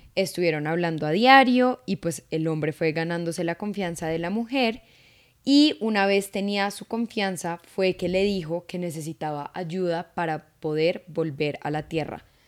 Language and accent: Spanish; Colombia; uno como latino, como colombiano